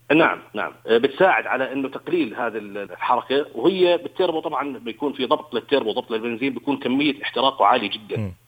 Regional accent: Jordan; عندنا بالأردن هون

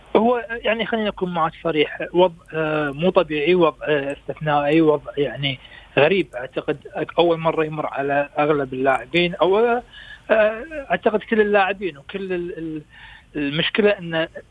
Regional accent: Kuwait; احنا عندنا في الكويت

